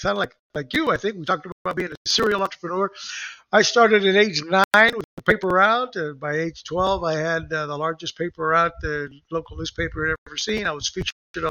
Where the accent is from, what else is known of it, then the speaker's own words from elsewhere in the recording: Puerto Rico; moved away as an adult; also born or lived in Texas; now in Florida, United States; So I grew up in Puerto Rico and I had the Mexican restaurants. I'm a Mexican descendant, my mom.